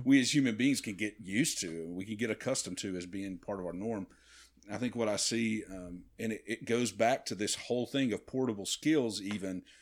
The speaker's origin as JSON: {"language": "English", "area": "B B", "region": "Arkansas", "country": "United States", "tie": "born or raised there", "also_born_or_lived": "Nashville, Tennessee", "moved": "as an adult", "said": "we moved back to, uh, to my hometown in B B, Arkansas"}